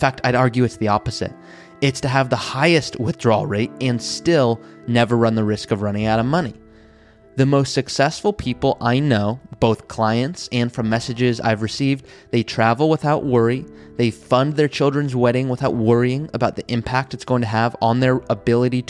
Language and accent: English; Malibu, California, United States; I grew up in Malibu, California